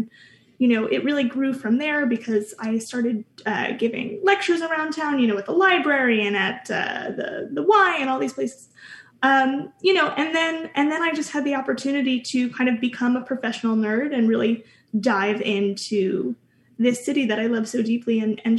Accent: New York City, New York, United States; also born or lived in Greenpoint, Brooklyn; Upper West Side originally, but now I live in Brooklyn. I live in Greenpoint, Brooklyn these days

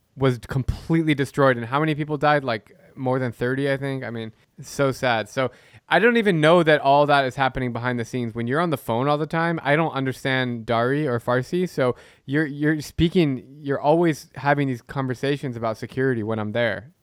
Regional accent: United States; I love being American. I'm, I'm a proud American

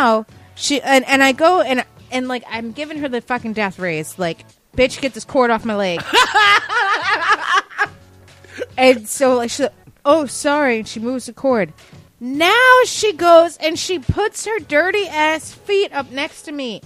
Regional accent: New York, United States; I'm from New York, but like I'm from a little bit northern, so I'm not like a necessarily like a New York City person.

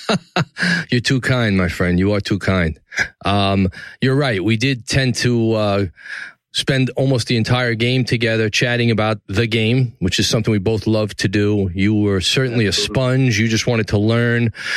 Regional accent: New York City, New York, United States; downtown New York City, my hometown, the greatest city in the world

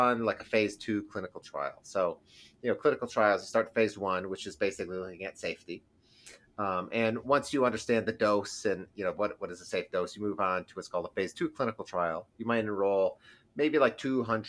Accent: East Lansing, Michigan, United States; moved away as an adult; I'm from East Lansing, actually, originally. That's where I grew up, in East Lansing

